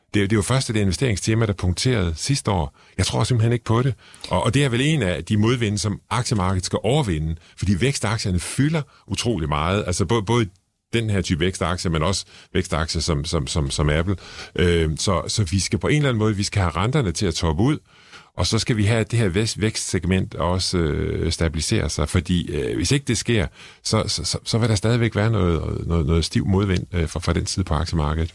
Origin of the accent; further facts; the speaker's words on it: Struer, Central Denmark Region, Denmark; jeg kommer fra Struer